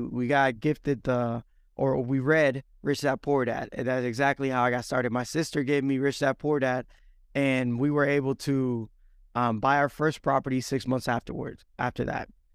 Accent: Dominican Republic; now in Alabama, United States; I was born and raised in Dominican Republic, moved to the States back in oh three

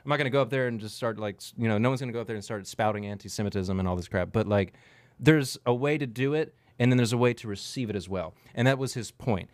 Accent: South Louisiana, United States; accent: coon ass; I'm from South Louisiana. I talk like a coon ass

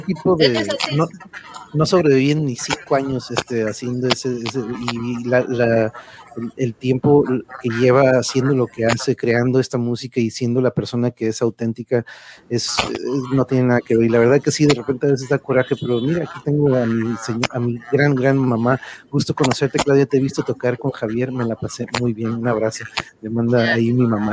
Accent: Tijuana, Baja California, Mexico; a mi tierra, a mi bella Tijuana

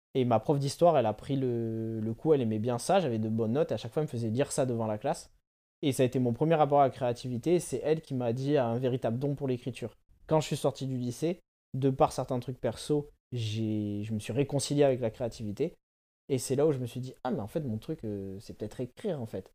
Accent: Bordeaux, Nouvelle-Aquitaine, France; also born or lived in Paris; je suis bordelais et je fais la vie entre Bordeaux et Paris

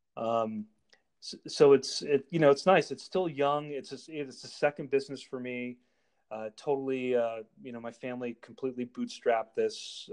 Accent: Darien, Connecticut, United States; also born or lived in Manhattan, New York / Richmond, Virginia / New Milford, Connecticut; I grew up in Connecticut. I grew up in Darien and moved back up to New Milford

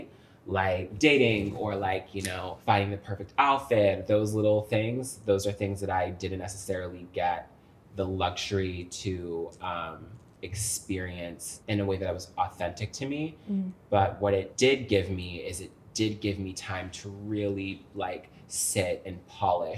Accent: Fairfax, Virginia, United States; I was born in Fairfax, Virginia

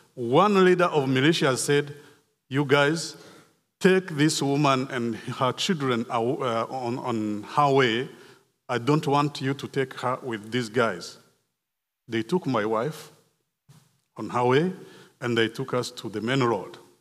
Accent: Rwanda; moved away; I was born in Rwanda in nineteen sixty-four. I grew up in Rwanda

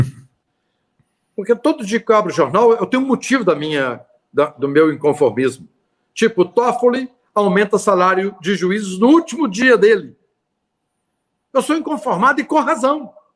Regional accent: Minas Gerais, Brazil; Eu sou mineiro

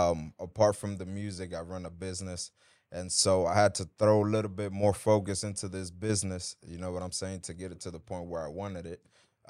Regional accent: Dominican Republic; And yo soy un artista dominicano

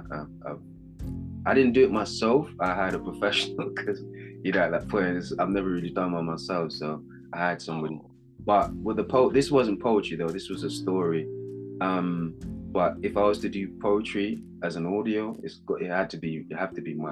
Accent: Jamaica; accent: Jamaican UK; I am Jamaican

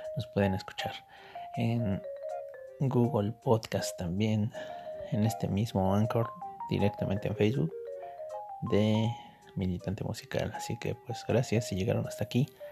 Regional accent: State of Mexico, Mexico; al estado de mi corazón. de donde soy oriundo

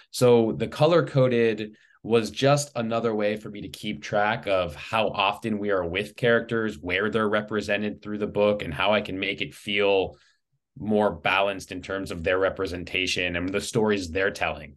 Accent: Los Angeles, California, United States; moved away as an adult; now in Simi Valley, United States; I was born and raised in the Los Angeles area

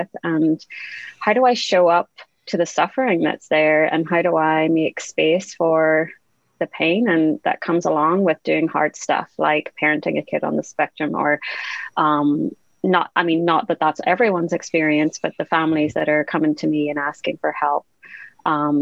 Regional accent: Northern Ireland, United Kingdom; I'm from Northern Ireland.

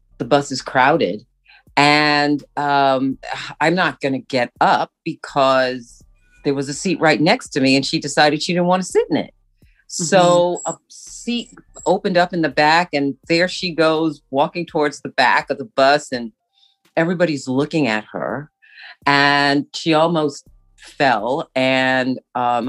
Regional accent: New York City, New York, United States; moved away as an adult; now in Vancouver, Canada; I was born in Brooklyn, New York, in the land of the Lenape

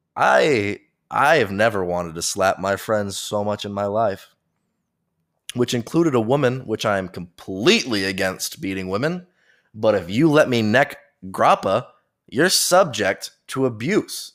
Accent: United States; I'm an American

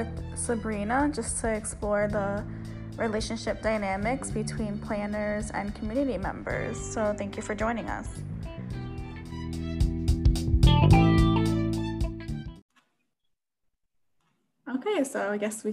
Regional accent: New Jersey, United States; I'm from Jersey

